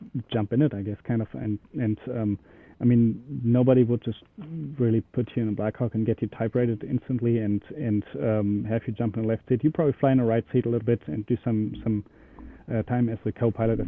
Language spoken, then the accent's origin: English; Germany; moved away; I'm originally from Germany